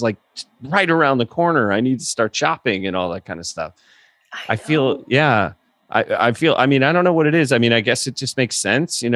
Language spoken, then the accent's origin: English; Northeast, United States; I've lived in the Northeast my whole life